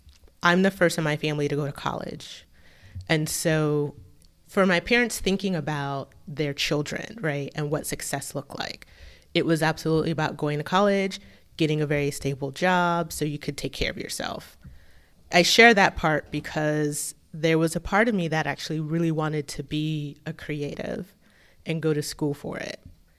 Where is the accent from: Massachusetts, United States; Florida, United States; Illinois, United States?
Florida, United States; So I grew up in a military family. My dad was in the Navy. And so we spent most of our time in Florida.